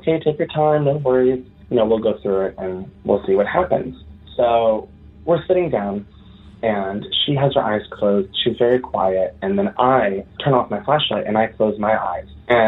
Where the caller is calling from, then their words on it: Hartford area, Connecticut, United States; I am calling in from Connecticut. I live in the Hartford area.